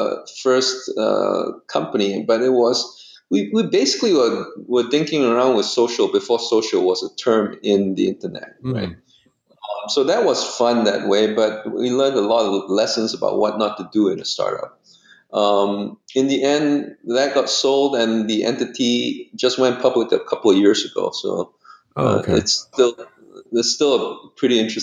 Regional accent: Singapore; moved away as an adult; also born or lived in United States; I was from Monk's Hill Secondary School

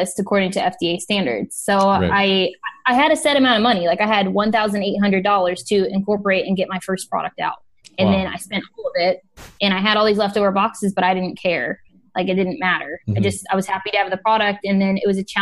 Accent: Midwest, United States; moved away as an adult; also born or lived in Boston / Miami / Los Angeles; now in China; I grew up in the Midwest

